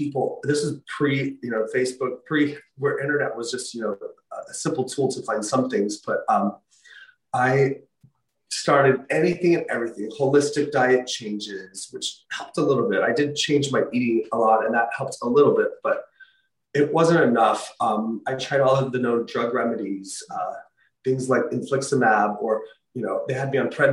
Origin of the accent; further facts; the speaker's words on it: Utah, United States; my home state, the University of Utah